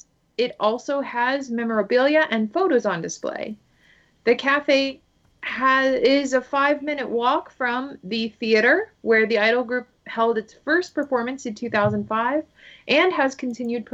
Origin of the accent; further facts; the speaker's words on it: United States; accent: American; first language English; I am definitely an English speaker first, and I try to be good with foreign languages when I'm in foreign countries, but when I am back here, I definitely have what one might call an American accent.